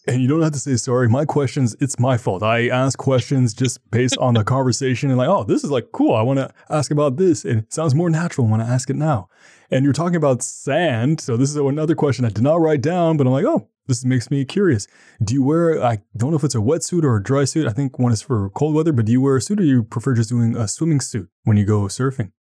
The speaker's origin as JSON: {"language": "English", "country": "Canada", "said": "me being Canadian, Canadian"}